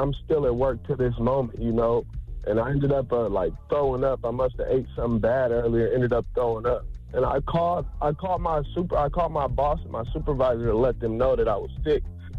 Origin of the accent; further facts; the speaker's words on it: Las Vegas, Nevada, United States; Man, I'm from Las Vegas, Nevada, man.